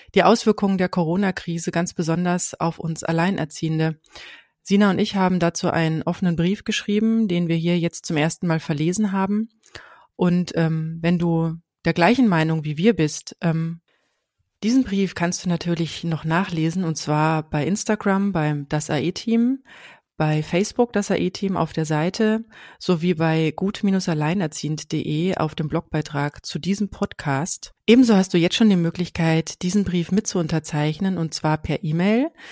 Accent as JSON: {"language": "German", "region": "Hesse", "country": "Germany", "said": "bei uns in Hessen"}